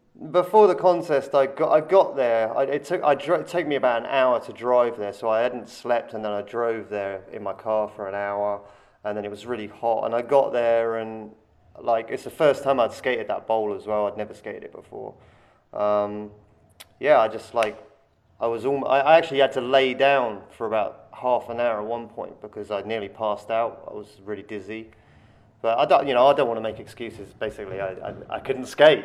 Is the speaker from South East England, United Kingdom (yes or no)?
yes; Andover, South East England, United Kingdom; moved away as an adult; now in China; my hometown is uh, it's a small town called Andover